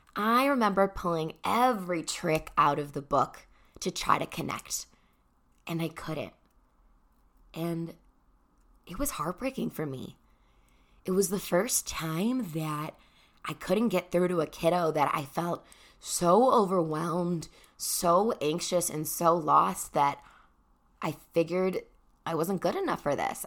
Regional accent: Chicago, Illinois, United States; I'm from Chicago

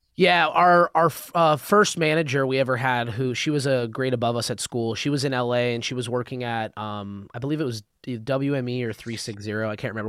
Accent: Albuquerque, New Mexico, United States; moved away as an adult; now in Los Angeles, United States; I was born in California, um, in L A, but I've lived my, I lived my whole life up until college in Albuquerque, New Mexico.

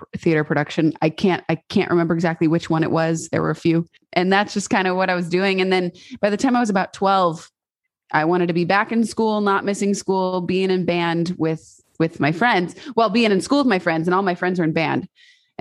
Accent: Snohomish, Washington, United States; When I was a little girl, I grew up in Snohomish, Washington, which is about 40 minutes northeast of Seattle.

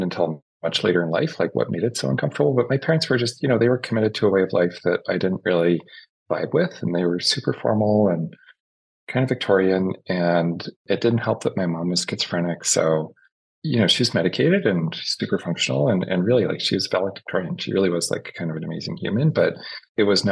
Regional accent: Fredericton, New Brunswick, Canada; also born or lived in Prince William, New Brunswick; I grew up like way, way east. So in New Brunswick in Canada, in a very small place called Fredericton, New Brunswick. And then when I was in grade 7, my parents moved out to a place called Prince William

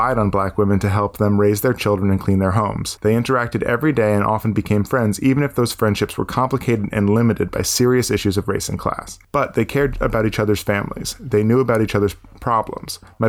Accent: Charleston, South Carolina, United States; I grew up in Charleston, and that world can sometimes seem over the top

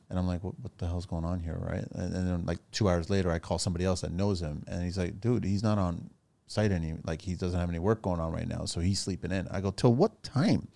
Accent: Mississauga, Ontario, Canada; also born or lived in Toronto; I grew up in Toronto, Mississauga

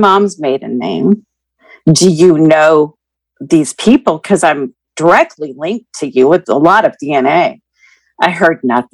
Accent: Keizer, Oregon, United States; I am 56, and I'm from Kaiser, Oregon

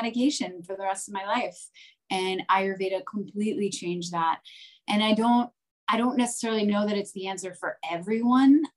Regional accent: New Jersey, United States; I grew up in New Jersey, in the suburbs, and I went to Rutgers

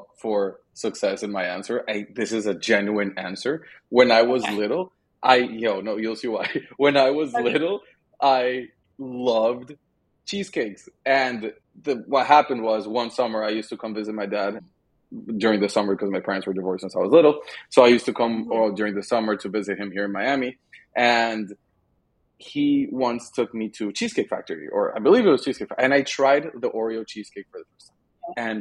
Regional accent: Madrid, Community of Madrid, Spain; moved away; growing up in Spain, a tradition we had was every Sunday we would get together with the family and we would have lunch

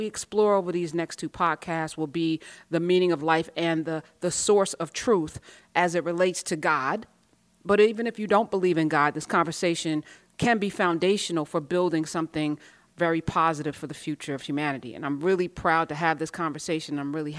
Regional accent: Iran; Persian, you know, is the non-threatening way to say I'm from Iran, right?

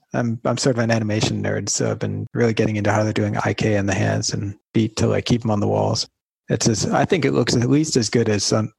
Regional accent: New York, United States; moved away as an adult; also born or lived in Tokyo, Japan; now in Ottawa, Canada; It's not actually too far from where I grew up in New York

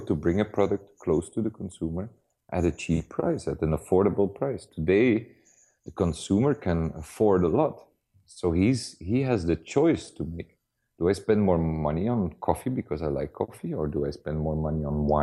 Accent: Antwerp, Flanders, Belgium; because I'm from Antwerp

